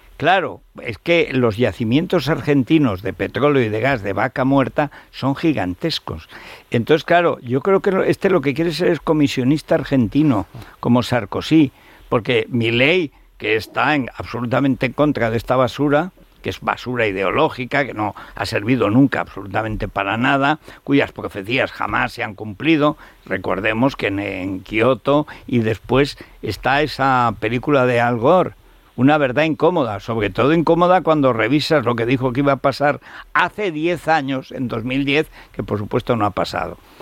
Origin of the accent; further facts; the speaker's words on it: Teruel, Aragon, Spain; soy de Teruel, que he visto nevadas de dos metros